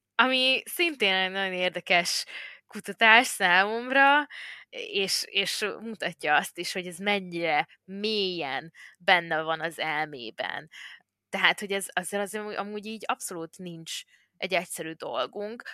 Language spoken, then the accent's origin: Hungarian; Hungary